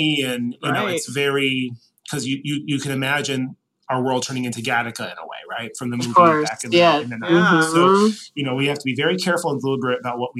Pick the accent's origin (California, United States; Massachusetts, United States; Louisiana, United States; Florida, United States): Louisiana, United States; New Orleans; accent: Northeastern; Well, I grew up in New Orleans, I did not. But even so, my parents are both from Connecticut originally, so I made a very strict point of not getting a Southern accent. So I think that my Northeastern accent gives me a little bit of gravitas down here.